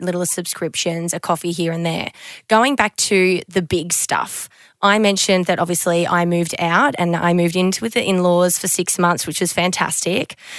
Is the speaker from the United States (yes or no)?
no; Queensland, Australia; moved away as an adult; now in Sydney, Australia; I grew up in Queensland